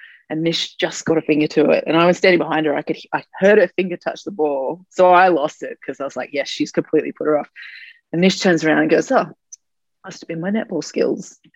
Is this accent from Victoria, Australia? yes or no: no; Brisbane, Queensland, Australia; now in Melbourne, Australia; I grew up in Brisbane